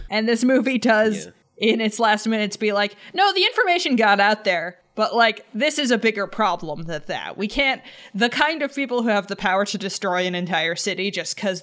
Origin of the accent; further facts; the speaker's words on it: Canada; I'm a Canadian